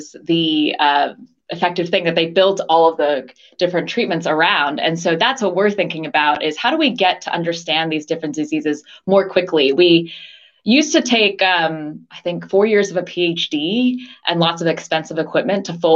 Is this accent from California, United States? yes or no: no; outside of New York City, United States; moved away as an adult; also born or lived in Los Angeles, United States / Washington, D.C., United States / San Francisco Bay Area, United States / Taiwan (parents); now in London, United Kingdom; I was born in LA. My parents were immigrants from Taiwan, and they were graduate students in LA, but grew up largely outside of New York City.